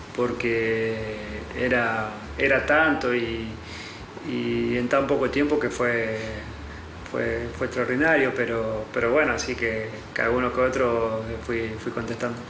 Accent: Argentina; now in Paris, France; cuando volvimos a Argentina

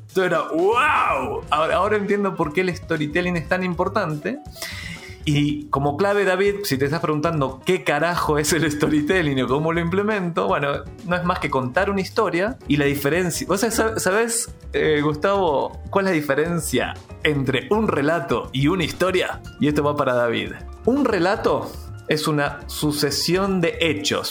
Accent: Argentina; moved away as an adult; now in Chile; yo soy argentino, hace 17 años que vivo en Chile

